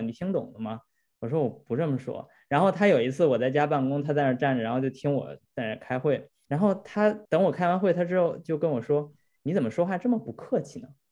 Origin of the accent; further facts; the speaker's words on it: China; 我们本身中国人的文化背景就是比较内敛的